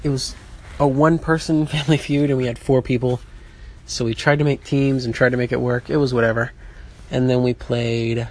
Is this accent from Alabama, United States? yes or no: yes; Birmingham, Alabama, United States; moved away; Growing up in Birmingham, Alabama